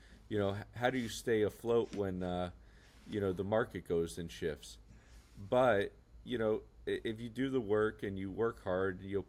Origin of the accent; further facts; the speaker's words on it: Estero, Florida, United States; also born or lived in Bonita Springs, Florida / Alabama; I was born and raised in Estero, Florida, and I ventured a whole 2 minutes over to Bonita Springs, Florida, where I live